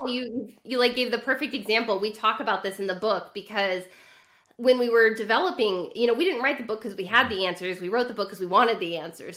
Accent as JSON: {"language": "English", "region": "California", "country": "United States", "tie": "born or raised there", "said": "I grew up in California."}